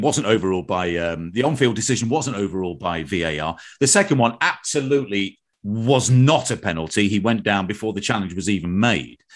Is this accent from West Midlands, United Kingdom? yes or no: no; East Midlands of England, United Kingdom; moved away; when I was growing up in the East Midlands of England